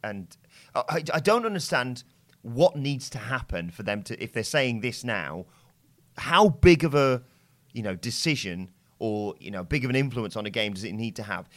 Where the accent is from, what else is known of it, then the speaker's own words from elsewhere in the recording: England, United Kingdom; we're English